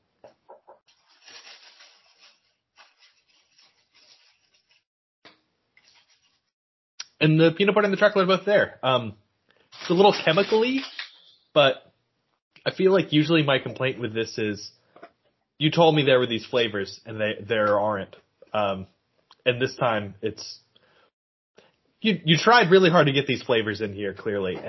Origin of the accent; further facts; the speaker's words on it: Maryland, United States; moved away; I spent 17 years of my life there